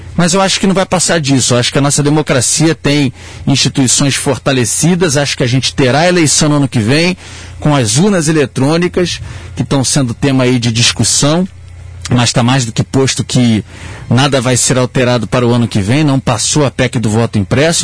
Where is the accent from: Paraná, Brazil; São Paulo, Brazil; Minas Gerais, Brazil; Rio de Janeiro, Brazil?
Rio de Janeiro, Brazil; accent: carioca; o sotaque me entrega, eu sou carioca